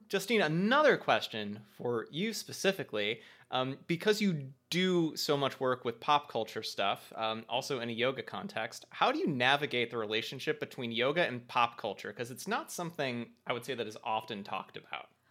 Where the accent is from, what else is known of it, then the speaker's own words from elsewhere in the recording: United States; as American adult humans